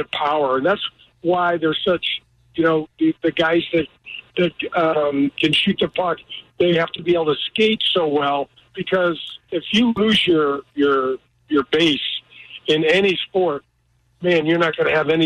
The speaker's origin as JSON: {"language": "English", "country": "United States", "tie": "born or raised there", "said": "the way I grew up in North County"}